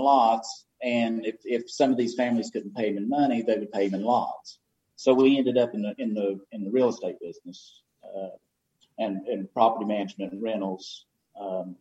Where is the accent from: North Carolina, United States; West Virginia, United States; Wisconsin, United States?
North Carolina, United States; Haywood County; I'm born and raised in Haywood County